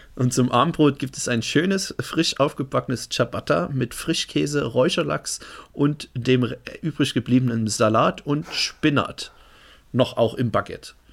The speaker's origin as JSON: {"language": "German", "country": "Germany", "said": "Ich bin Deutscher."}